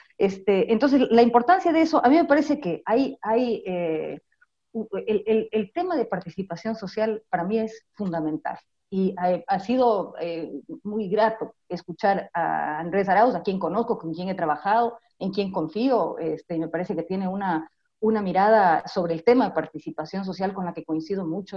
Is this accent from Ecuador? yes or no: yes; Ecuador; Como pueblo ecuatoriano